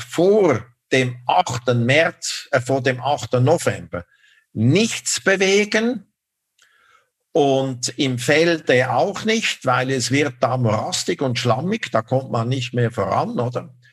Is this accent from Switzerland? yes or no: yes; Switzerland; Ich hätte mir das nie erlaubt, äh, als Schweizer Diplomat mich so zu äußern über die Politik des Gaststaates.